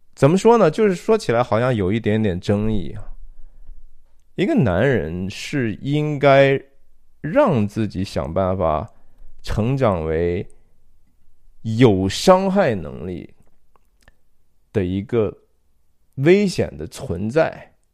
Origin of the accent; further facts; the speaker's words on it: China; 我们中国人讲的